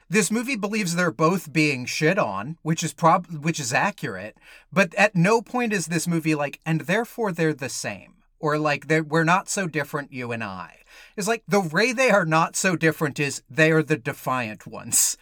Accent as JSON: {"language": "English", "region": "Georgia", "country": "United States", "tie": "born or raised there", "said": "I grew up in Georgia"}